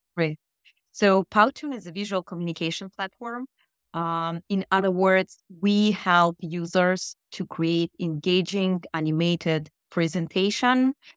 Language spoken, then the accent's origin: English; Saint Petersburg, Russia; first language Russian; English is a second language; moved away as an adult; also born or lived in Daytona Beach, United States / Boston, United States; now in Israel; I was born in the Soviet Union in Russia in yep. beautiful city Saint Petersburg